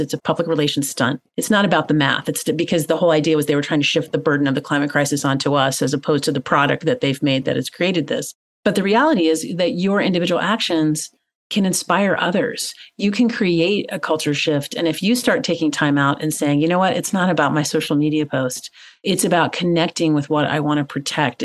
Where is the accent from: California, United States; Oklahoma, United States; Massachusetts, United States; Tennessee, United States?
Tennessee, United States; growing up in Tennessee, which is in the southeastern part of the United States